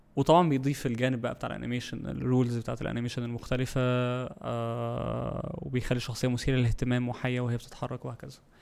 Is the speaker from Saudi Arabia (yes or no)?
no; Egypt; عندنا في مصر